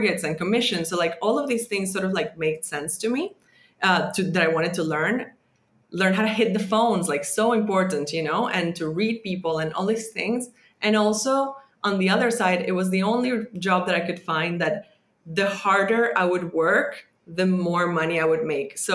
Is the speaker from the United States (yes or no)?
no; Venezuela; moved away as an adult; growing up in Venezuela